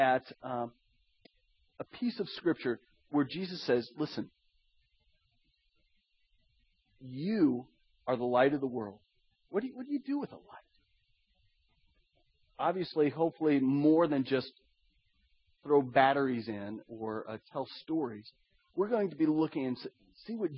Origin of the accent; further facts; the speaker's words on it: Iowa, United States; My brother and I, we grew up in Iowa.